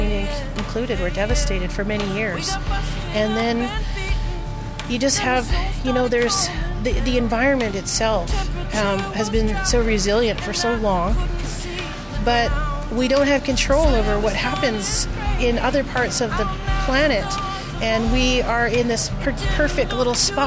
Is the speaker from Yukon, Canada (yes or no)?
yes; Yukon, Canada; I am from the Yukon Territory